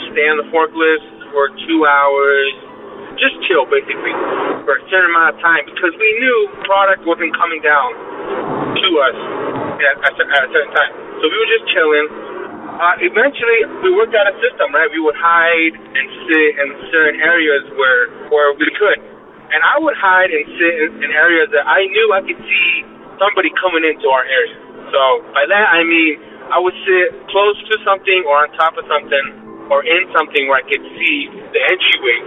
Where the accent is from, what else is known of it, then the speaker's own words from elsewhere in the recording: Salt Lake City, Utah, United States; I am from Salt Lake City, Utah